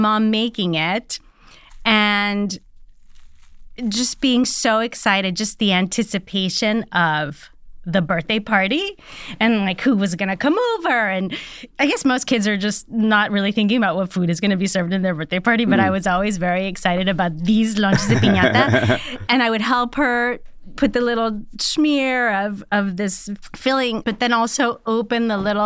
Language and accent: English; Laredo, Texas, United States; now in Los Angeles, United States; I grew up in Laredo, Texas, on the border of Texas and Mexico